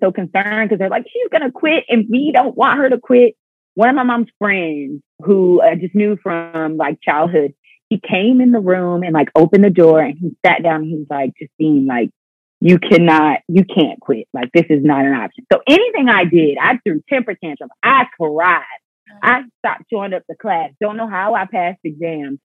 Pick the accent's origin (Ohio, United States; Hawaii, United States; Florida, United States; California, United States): Florida, United States; Pensacola; moved away as an adult; I started to have a passion for my hometown